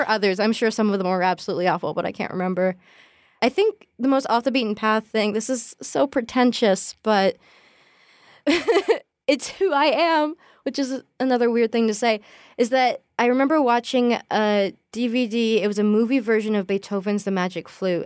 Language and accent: English; United States; also born or lived in Massachusetts; I'm an American in London